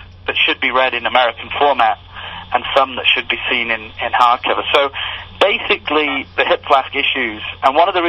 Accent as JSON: {"language": "English", "region": "England", "country": "United Kingdom", "tie": "born or raised there", "moved": "yes", "lives_now": "United States", "said": "I grew up in England"}